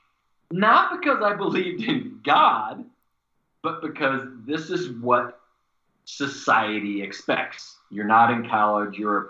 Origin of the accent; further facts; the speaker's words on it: Missouri, United States; moved away as an adult; also born or lived in Indiana; From the state that I grew up in Missouri